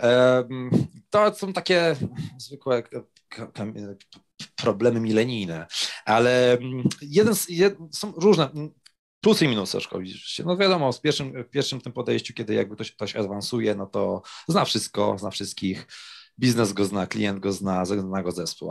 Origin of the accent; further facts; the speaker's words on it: Kraków, Lesser Poland, Poland; Ja akurat jestem, e, e, z Krakowa